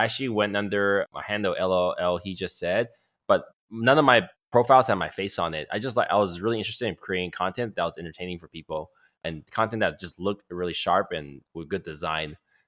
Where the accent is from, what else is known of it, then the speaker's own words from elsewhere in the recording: Canada; now in United States; Because I'm Canadian, I was planning to do it all at one time, taking tests for citizenship